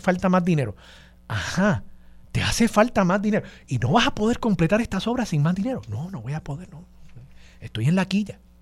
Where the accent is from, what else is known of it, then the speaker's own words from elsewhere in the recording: Levittown, Puerto Rico; nosotros los puertorriqueños